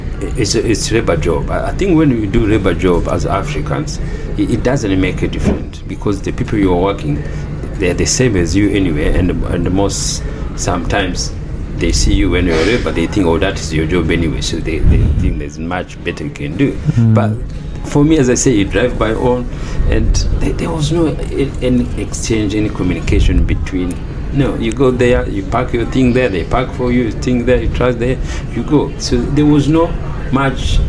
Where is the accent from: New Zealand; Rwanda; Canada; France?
Rwanda; moved away as an adult; now in Australia; when I grew up in Rwanda, when I finished, so I used to work for my dad's business